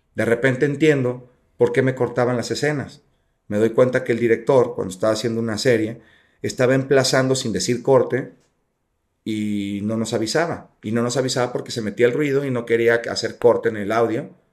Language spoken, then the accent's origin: Spanish; Jalisco, Mexico; Yo soy de Jalisco